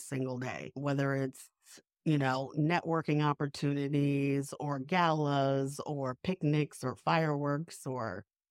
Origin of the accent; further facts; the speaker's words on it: New York, United States; now in Savannah, United States; I'm a New Yorker, so I just walk everywhere.